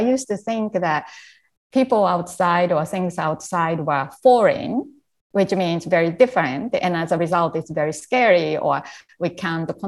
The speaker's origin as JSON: {"language": "English", "country": "Japan", "tie": "born or raised there", "also_born_or_lived": "Canada", "second_language": "English", "moved": "as an adult", "said": "when I was a young child growing up in Japan"}